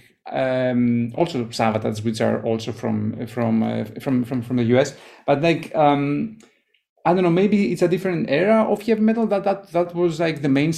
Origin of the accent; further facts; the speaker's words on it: Greece; also born or lived in Germany / Los Angeles; now in San Francisco Bay Area, United States; I was born in Greece and my family is from Greece, and I grew up there and then I left.